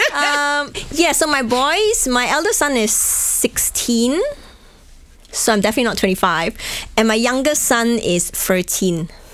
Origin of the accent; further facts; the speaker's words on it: Malaysia; also born or lived in Hong Kong; now in Bratislava, Slovakia; go back to my home country in Malaysia